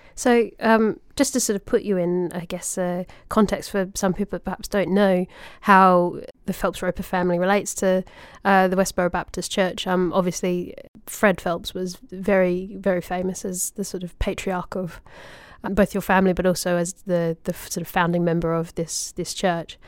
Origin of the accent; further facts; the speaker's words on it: Australia; little kid in Australia